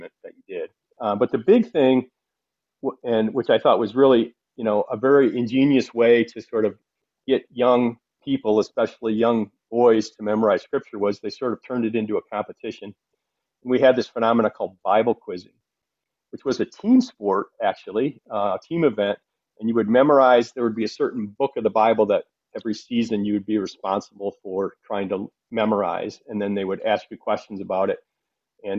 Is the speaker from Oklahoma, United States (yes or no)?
no; Flint, Michigan, United States; I grew up in Flint, Michigan, in a blue-collar east side of town area